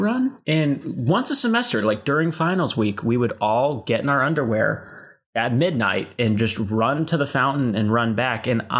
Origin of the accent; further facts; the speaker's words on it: Dallas, Texas, United States; moved away as an adult; also born or lived in Amarillo, Texas / California; now in Los Angeles, United States; I'm from Dallas, Texas, originally. I had a brief stint in first grade in Amarillo, Texas. But, you know, North Texas my whole life. And then I moved to California for Chapman University.